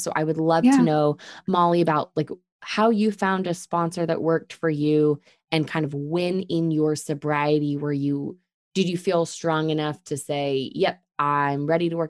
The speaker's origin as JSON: {"language": "English", "region": "Texas", "country": "United States", "said": "We're two friends from Texas who got sober in our 20s"}